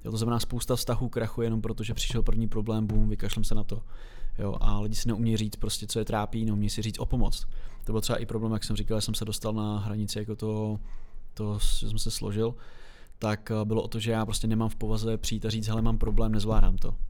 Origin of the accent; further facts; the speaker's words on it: Czechia; jako Češi